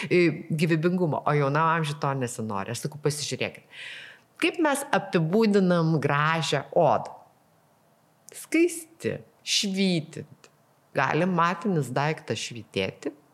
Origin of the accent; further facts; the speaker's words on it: Lithuania; Nes realiai paėmus mes lietuviai esam to šiūrė, nu, ne, ne visai šiūrėtiško, kiltiško skaitosi skandinaviško